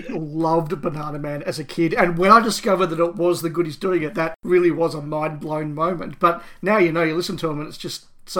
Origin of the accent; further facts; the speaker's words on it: Australia; I think … there summed up the experience of a lot of people of our generations growing up in Australia.